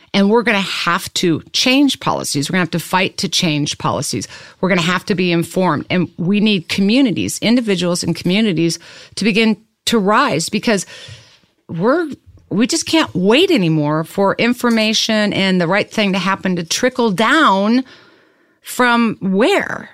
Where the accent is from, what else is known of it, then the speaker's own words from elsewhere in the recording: Lawrence, Kansas, United States; I'm from Kansas. I was born and raised in Lawrence